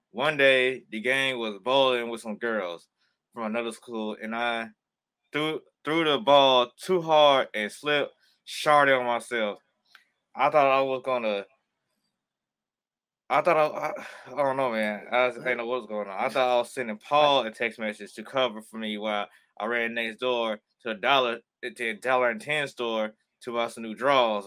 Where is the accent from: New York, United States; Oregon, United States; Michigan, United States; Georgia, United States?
Georgia, United States; I'm from the state of Georgia